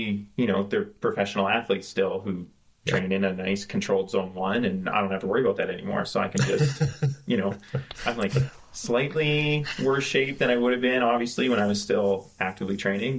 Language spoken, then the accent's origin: English; Calgary, Alberta, Canada; I used to live when I was growing up in Calgary